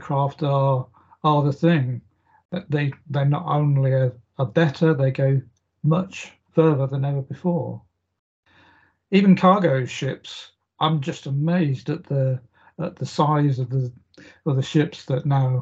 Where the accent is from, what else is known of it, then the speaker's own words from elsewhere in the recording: South Oxfordshire, South East England, United Kingdom; I grew up in South Oxfordshire, and that's in the middle of England.